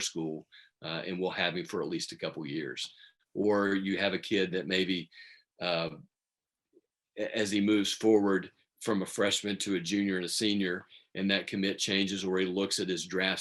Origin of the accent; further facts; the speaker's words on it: Midland, Texas, United States; growing up in Midland